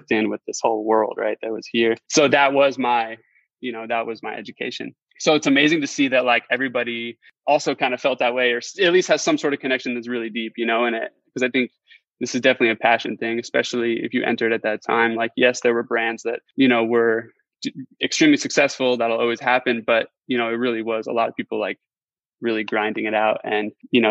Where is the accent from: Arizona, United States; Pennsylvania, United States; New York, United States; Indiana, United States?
Arizona, United States; Phoenix; I grew up here in Phoenix